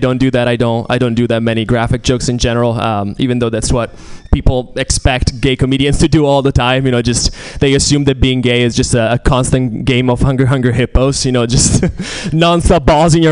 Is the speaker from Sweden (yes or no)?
no; Italy; moved away; I'm Italian. I'm originally from Italy